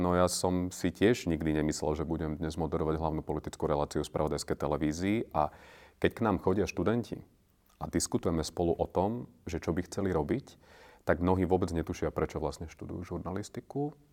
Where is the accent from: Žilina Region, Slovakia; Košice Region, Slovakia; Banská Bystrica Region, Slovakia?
Žilina Region, Slovakia; Námestovo; moved away as an adult; now in Bratislava, Slovakia; narodil som sa na Orave a v námestove som žil do 18, potom som prišiel do Bratislavy